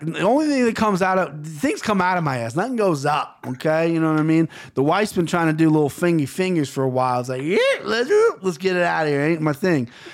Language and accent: English; United States; I'm American.